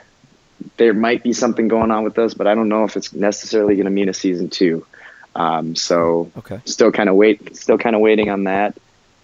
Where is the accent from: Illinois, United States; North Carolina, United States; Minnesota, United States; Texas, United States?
Minnesota, United States; moved away as an adult; also born or lived in Los Angeles, California; now in Wisconsin, United States; I grew up in Minnesota like since I was three.